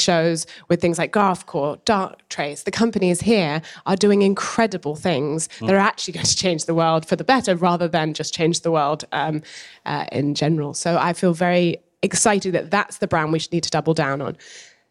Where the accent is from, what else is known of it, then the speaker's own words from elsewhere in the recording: London, United Kingdom; as a Londoner